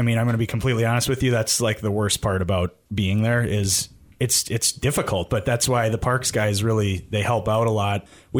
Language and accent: English; Brookfield, Wisconsin, United States; Yeah, I grew up in just outside of Milwaukee in Brookfield, actually, and I played hockey my whole life through high school and then in men's leagues until moving up here in 2017.